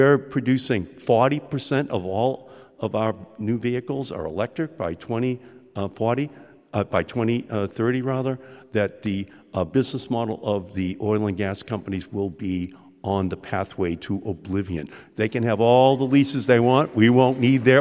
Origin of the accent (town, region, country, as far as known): Boston, Massachusetts, United States; accent: Boston